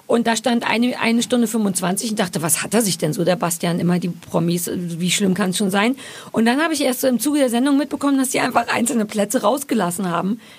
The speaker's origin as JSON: {"language": "German", "region": "Berlin", "country": "Germany", "said": "weil als Berliner und als Ossi sage ich Käse."}